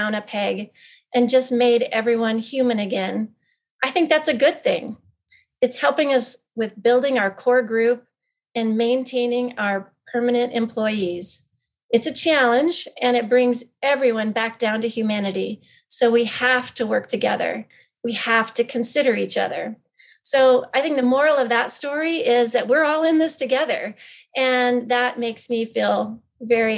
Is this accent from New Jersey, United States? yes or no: no; Power County, Idaho, United States; moved away; small, locally owned, independent pharmacy in my hometown.